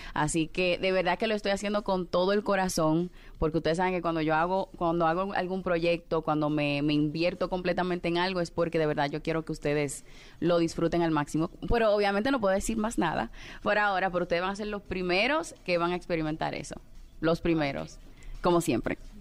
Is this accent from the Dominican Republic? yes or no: yes; Dominican Republic; En la República Dominicana, que es de donde soy